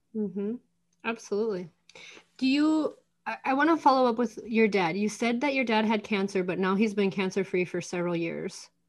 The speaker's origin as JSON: {"language": "English", "region": "North Dakota", "country": "United States", "said": "We're both from North Dakota"}